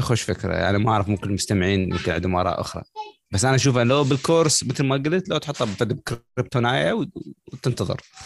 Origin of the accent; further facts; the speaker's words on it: Iraq; now in United States; انا كعراقي